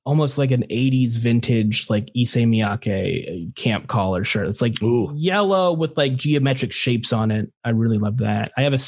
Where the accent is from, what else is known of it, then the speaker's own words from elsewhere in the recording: Merced, California, United States; I'm from Merced, California.